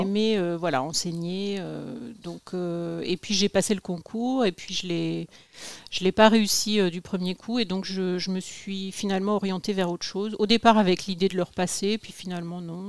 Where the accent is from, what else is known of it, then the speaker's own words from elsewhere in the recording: Les Cerqueux, Pays de la Loire, France; also born or lived in Cholet; je suis née dans le Maine-et-Loire, à Cholet, et mes parents habitaient, enfin, habitent un petit village village qui s'appelle Les Cerqueux